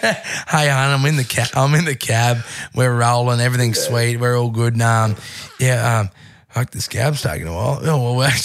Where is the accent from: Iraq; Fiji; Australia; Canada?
Australia; Charleville, Queensland; I'm just fucking from Charleville.